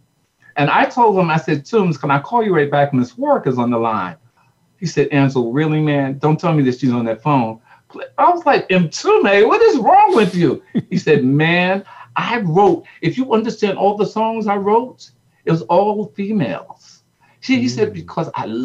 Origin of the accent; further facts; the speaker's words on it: Newark, New Jersey, United States; we're from Newark, New Jersey